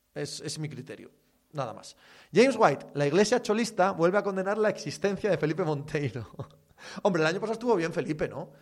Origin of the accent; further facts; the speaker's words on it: Asturias, Spain; mi tierra